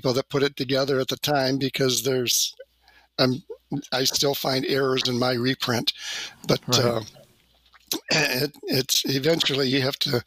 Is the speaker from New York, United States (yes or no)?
no; Detroit, Michigan, United States; moved away as an adult; now in Battle Creek, United States; I grew up in the Detroit area